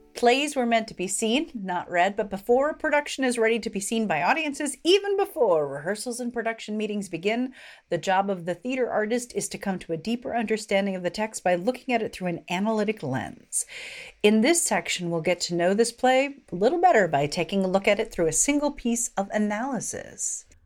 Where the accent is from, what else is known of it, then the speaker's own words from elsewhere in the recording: Washington, District of Columbia, United States; my hometown